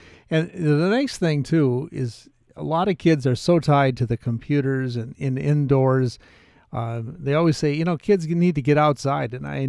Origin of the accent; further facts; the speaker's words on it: Minneapolis, Minnesota, United States; Growing up in Southwest Minneapolis.